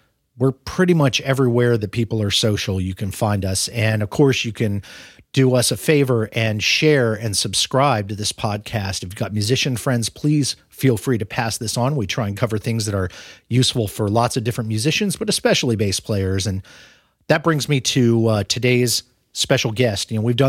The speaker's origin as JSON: {"language": "English", "town": "Omaha", "region": "Nebraska", "country": "United States", "tie": "born there", "said": "I was born in Omaha. I lived in Omaha when I was a tiny babe myself."}